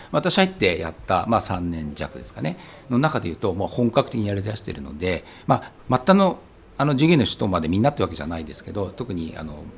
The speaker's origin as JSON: {"language": "Japanese", "town": "Kawaguchi", "region": "Saitama", "country": "Japan", "tie": "born or raised there", "also_born_or_lived": "Kyoto", "said": "もともと私の実家が埼玉県の川口というところで鋳物工場をやってたんですね"}